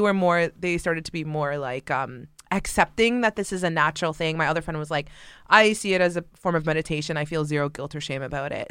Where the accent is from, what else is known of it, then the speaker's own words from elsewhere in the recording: Mississauga, Ontario, Canada; I was born and raised in a suburb of Toronto, uh, Canada called Mississauga